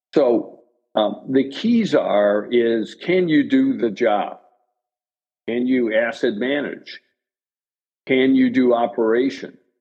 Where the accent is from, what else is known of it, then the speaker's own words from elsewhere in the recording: Chicago, Illinois, United States; I'm originally from Chicago and still live in Chicago